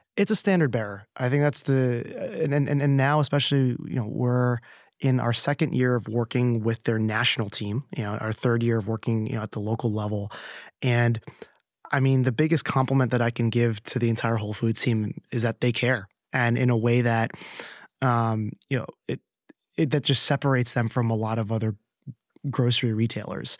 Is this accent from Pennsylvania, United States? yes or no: no; New Jersey, United States; now in New York, United States; I grew up in New Jersey and my family was in California